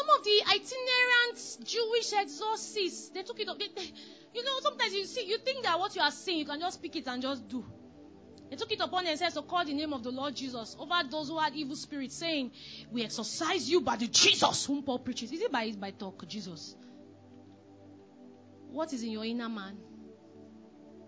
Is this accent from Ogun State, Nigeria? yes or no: no; Delta, Nigeria; I was from Delta State, Delta Igbo